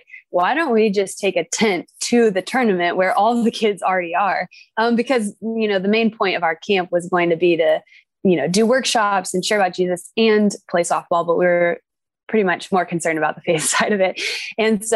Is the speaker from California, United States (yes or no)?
yes; Orange County, California, United States; also born or lived in Oregon; I'm from Orange County